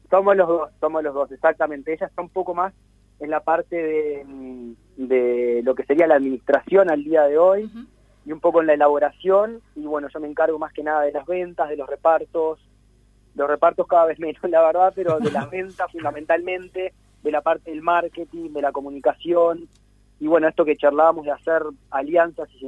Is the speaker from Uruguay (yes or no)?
yes; Montevideo, Uruguay; mis amigos de Montevideo, cuando yo me mudé aquí, soy de Montevideo hace 10 años y tengo mi, grupo de amigos de Montevideo